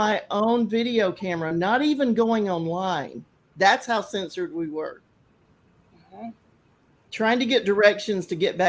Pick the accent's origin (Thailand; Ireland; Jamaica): Thailand; we were talking about growing up in Thailand, and the difference is that we didn't have the internet back then.